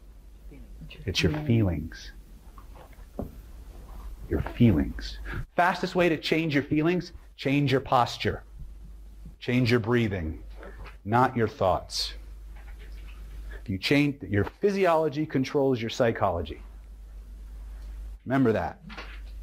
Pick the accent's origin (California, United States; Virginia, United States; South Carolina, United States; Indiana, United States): California, United States; I'm from California